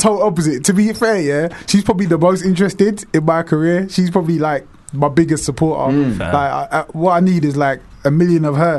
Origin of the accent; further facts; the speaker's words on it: Luton, East of England, United Kingdom; Nah, I love Luton. I was raised in Luton